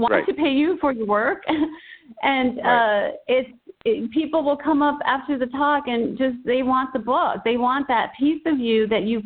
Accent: El Paso, Texas, United States; I'm working with 10 students in El Paso, Texas, my hometown

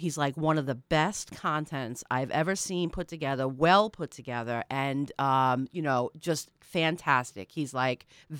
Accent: New York, United States; We grew up on Long Island where we can't shoot in our backyards.

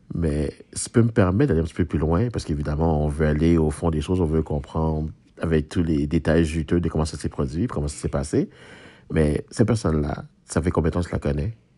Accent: Haiti; now in Quebec, Canada; je suis haïtien moi-même

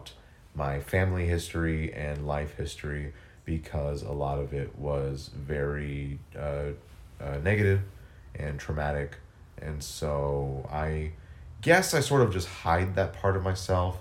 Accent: Texas, United States; now in Atlanta, United States; I grew up in Texas. It was, like, in between San Antonio and Johnson City

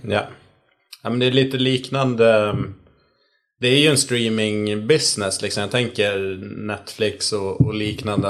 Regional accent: Sweden; som svensk

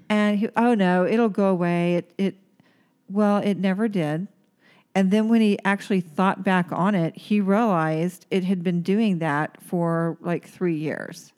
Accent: Oklahoma, United States; moved away; where I grew up in Oklahoma

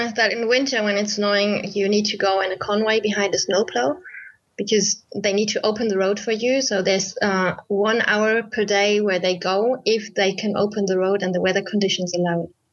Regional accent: Germany; I come from Germany and I'm a freelance author.

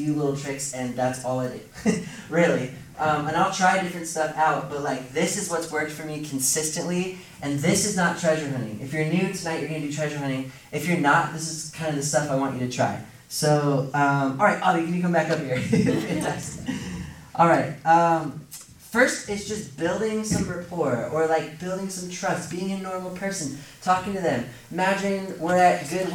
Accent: Seattle, Washington, United States; my hometown of Seattle

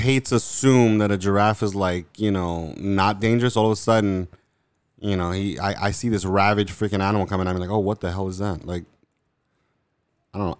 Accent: New York, United States; I'm from New York

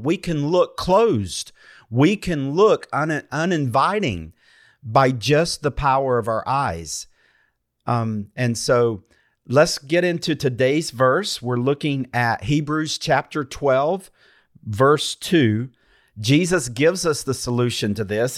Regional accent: North Carolina, United States; I'm from North Carolina

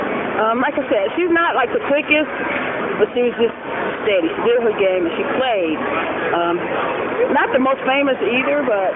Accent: Atlanta, Georgia, United States

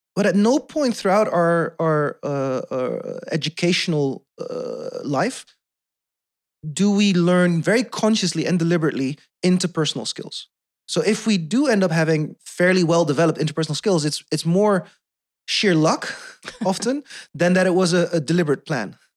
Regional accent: Netherlands; first language Dutch; English is a second language; also born or lived in South Korea; being adopted, growing up in the Netherlands

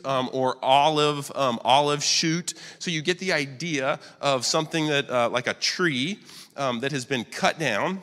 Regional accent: Wilmington, United States; also born or lived in Boston, Massachusetts; I've lived here, I'm 42, and I've lived here 41 years

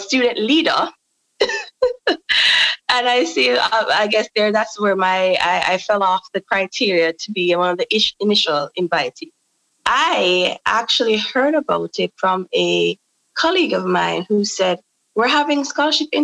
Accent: Hanover, Jamaica; I'm from Hanover in Jamaica

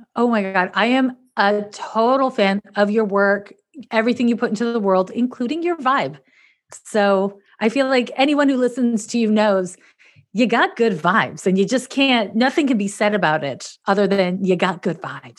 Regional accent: Montreal, Quebec, Canada; moved away as an adult; now in San Francisco, United States; I'm from Montreal, Quebec, Canada.

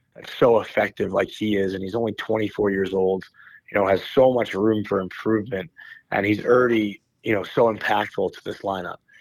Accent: United States; an American who went to college

